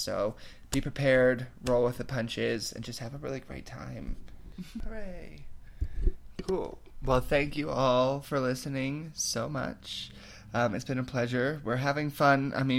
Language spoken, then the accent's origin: English; United States; I'm the American, so I'm not the foreigner.